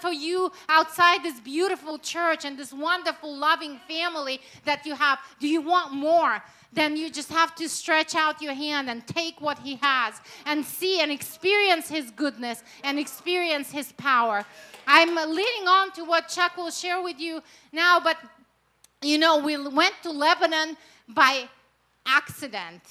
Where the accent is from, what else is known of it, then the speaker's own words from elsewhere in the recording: Russia; English is a second language; now in United States; I was born and raised in Russia, in the former Soviet Union